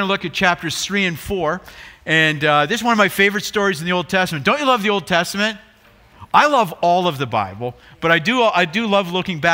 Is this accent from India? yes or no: no; Brantford, Ontario, Canada; now in Chicago, United States; we're both from Brantford.